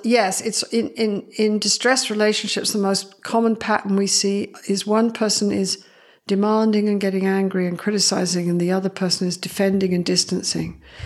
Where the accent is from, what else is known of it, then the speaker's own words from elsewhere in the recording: Canada; I am Canadian, I'm very proud of it